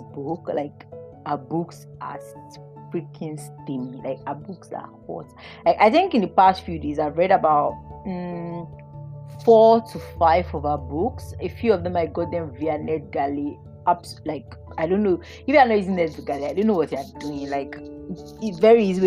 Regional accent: Nigeria; As a Nigerian

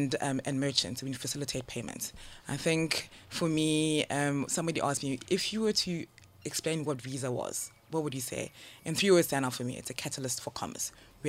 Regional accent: South Africa; moved away as an adult; now in Ghana; with the name …, definitely Ghanaian, but I grew up in SA.

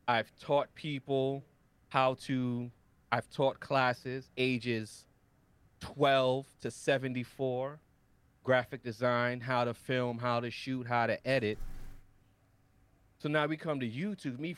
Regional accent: New York City, New York, United States; I was born and raised in Harlem, New York

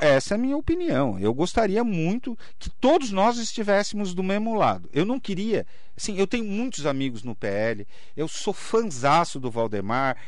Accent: Mogi das Cruzes, São Paulo, Brazil; todos nós mogianos

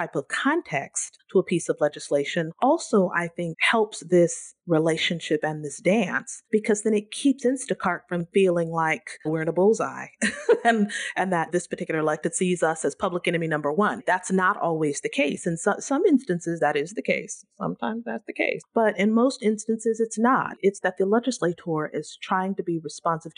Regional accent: Central Valley, California, United States; I'm born and raised in the Central Valley, and that's very near and dear to my heart.

